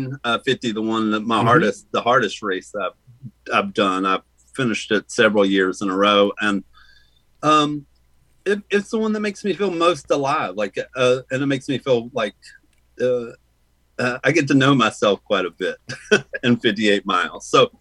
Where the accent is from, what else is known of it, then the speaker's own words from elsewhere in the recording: the South, United States; No, I grew up in the South, man.